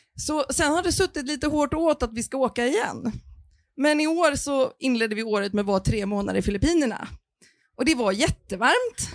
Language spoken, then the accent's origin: Swedish; Stockholm, Stockholm County, Sweden; Vi kom ju från Stockholm